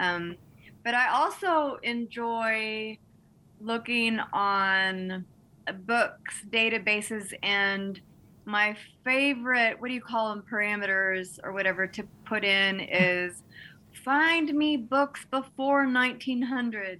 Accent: Texas, United States; moved away; also born or lived in Montana; I grew up in Texas, and um, mesquite trees abounded where I lived

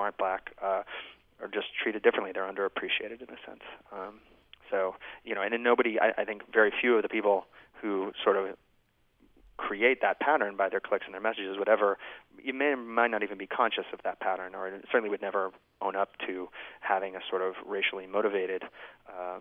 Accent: United States; I'm an American

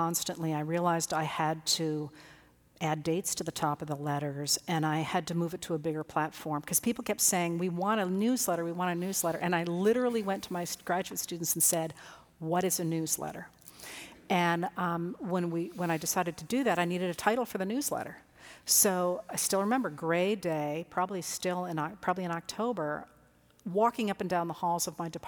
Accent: Maine, United States; also born or lived in Illinois; I was not born in Maine. I was actually born in Illinois, but grew up in Maine

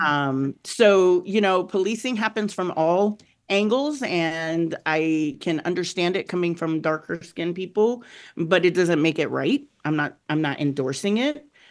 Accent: Southern Arizona, United States; moved away; I came from Southern Arizona, um, where it was a large, um, Latino population, Mexican population in particular. I grew up with Mexicans

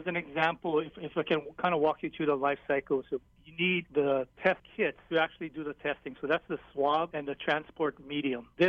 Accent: Hilo, Hawaii, United States; I'm from Hilo

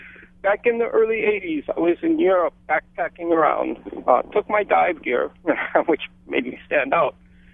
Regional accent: Oahu, Hawaii, United States; now in Hawaii (Big Island), United States; Okay, so I grew up on Oahu.

